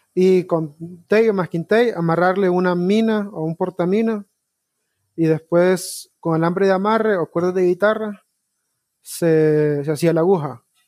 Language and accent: Spanish; Honduras; como todo hondureño, tengo un primo deportado